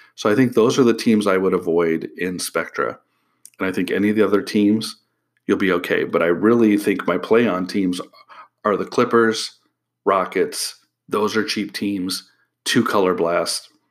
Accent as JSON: {"language": "English", "region": "Illinois", "country": "United States", "moved": "yes", "said": "I'm from Illinois originally"}